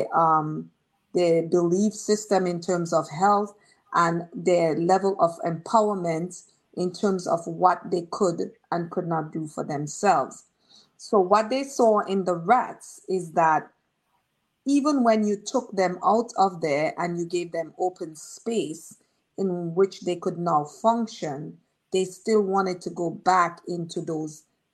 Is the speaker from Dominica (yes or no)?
yes; Marigot, Saint Andrew Parish, Dominica; also born or lived in Roseau, Dominica; I grew up, Marigot had one housing scheme. My mom had a house in it.